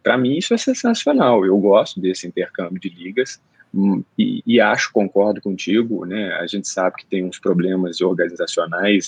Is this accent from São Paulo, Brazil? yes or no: no; Belo Horizonte, Minas Gerais, Brazil; Pra gente mineiro de Belo Horizonte